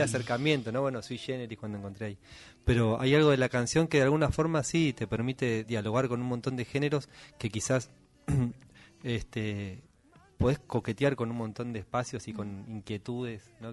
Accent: Buenos Aires, Argentina; moved away as an adult; also born or lived in Córdoba hills; now in Córdoba, Argentina; yo soy porteño, así, nací y viví en Buenos Aires toda la vida, por más que ahora vivo en otro lado.

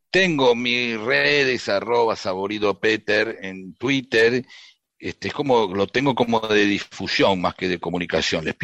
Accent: Ciudad Evita, Buenos Aires Province, Argentina; also born or lived in Merlo; Soy de Merlo, pero me crié en la Ciudad Evita, eh, a manzanas de Cátulo Castillo, y tengo toda la mitología que rodeó su vida.

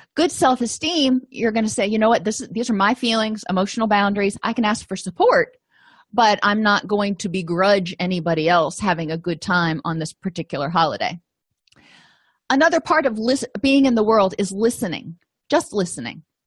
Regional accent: Florida, United States; moved away; I come from Florida

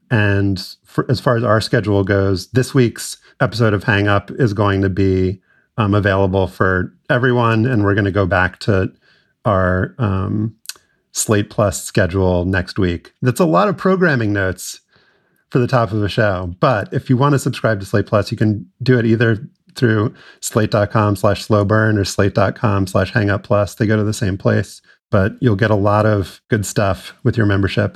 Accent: New Orleans, Louisiana, United States; growing up in New Orleans in the 80s and 90s

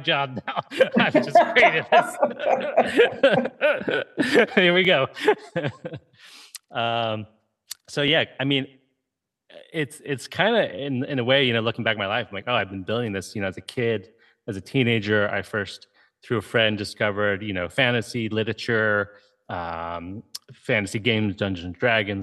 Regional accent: Ohio, United States; I grew up in Ohio.

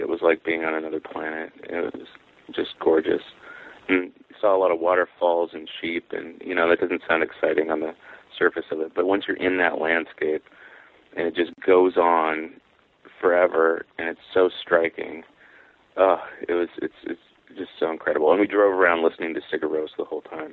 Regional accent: Mount Vernon, Washington, United States; in my hometown, which is Mount Vernon, Washington

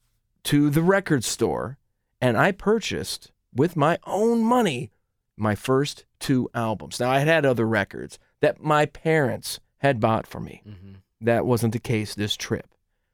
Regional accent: Marietta, Ohio, United States; my hometown of Marietta, Ohio

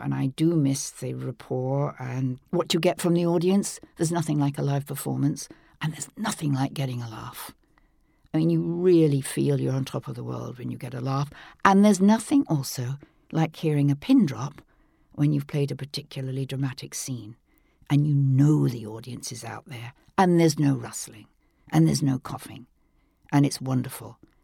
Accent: England, United Kingdom; growing up in England

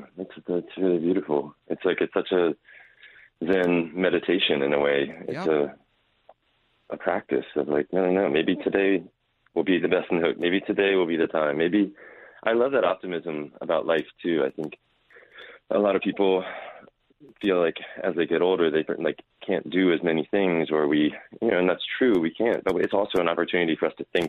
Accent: Raleigh, North Carolina, United States; I grew up here in Raleigh, North Carolina

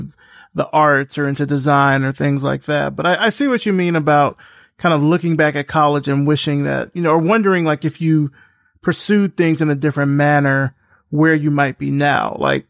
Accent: Alabama, United States; moved away as an adult; I grew up in a small town in Alabama

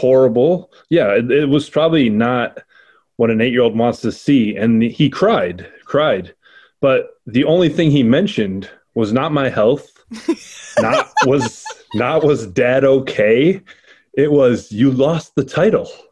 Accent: Rochester, New York, United States; to be in my hometown

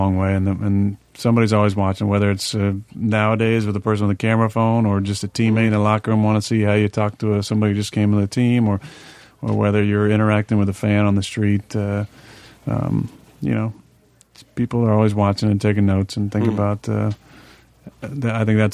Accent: Chico, California, United States; I was born in Enloe Hospital on December 2nd, 83

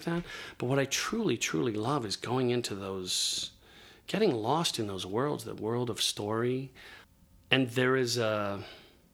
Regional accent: Indianapolis, Indiana, United States; moved away; I grew up in Indianapolis

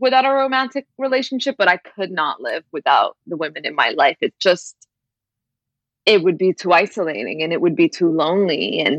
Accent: Brampton, Ontario, Canada; I grew up in Brampton, which is mostly like, it's a working class immigrant city

